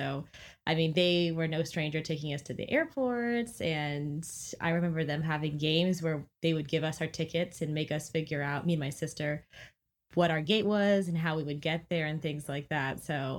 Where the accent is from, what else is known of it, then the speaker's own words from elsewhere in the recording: Stafford, Virginia, United States; also born or lived in California / Japan; I was born in California, we moved around the US, moved to Japan, and then when we came back to the US, he was like, you know where we should go? Stafford, Virginia, the smallest, most like small town ever.